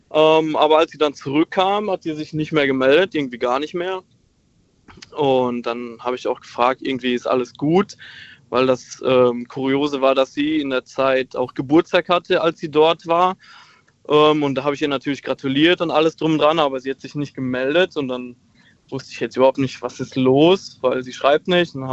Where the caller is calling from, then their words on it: Heidelberg, Baden-Württemberg, Germany; Ähm, ich komme aus Heidelberg tatsächlich.